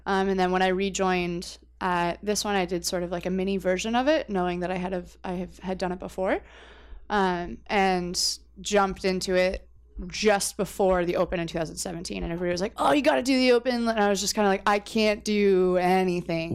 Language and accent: English; Windsor, Ontario, Canada; also born or lived in New Brunswick; I was actually born in New Brunswick, which is, like, way that way. But I moved to Windsor when I was a baby